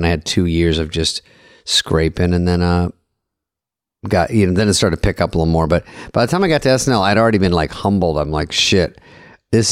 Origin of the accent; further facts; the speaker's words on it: Arizona, United States; moved away as an adult; I'm from Arizona